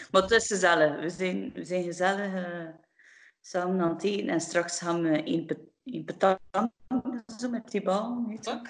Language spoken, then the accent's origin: Dutch; Menen, Flanders, Belgium; ik ben eigenlijk afkomstig van Menen, hè, van, van Rek en Menen